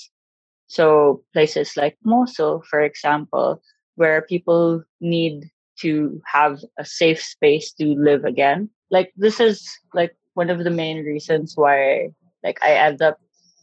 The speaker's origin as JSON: {"language": "English", "country": "Philippines", "tie": "born or raised there", "also_born_or_lived": "Tajikistan / United States / Kurdistan Region, Iraq", "moved": "as an adult", "lives_now": "Iraq", "said": "I'm proudly Pinay, born and raised in the Philippines. But now I live in Iraq, in the Kurdistan region."}